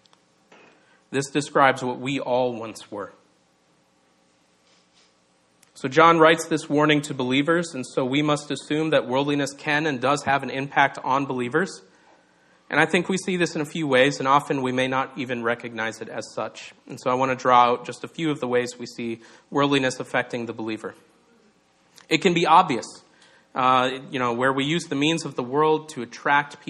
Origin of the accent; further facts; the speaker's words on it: Minnesota, United States; I'm from Minnesota